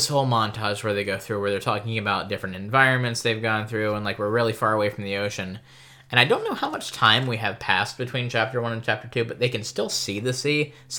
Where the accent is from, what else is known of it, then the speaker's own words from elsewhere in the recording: United States; I'm American.